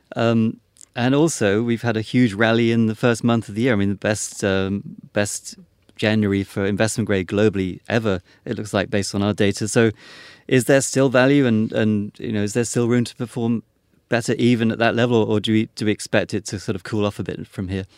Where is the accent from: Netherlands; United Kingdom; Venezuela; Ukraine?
United Kingdom; being British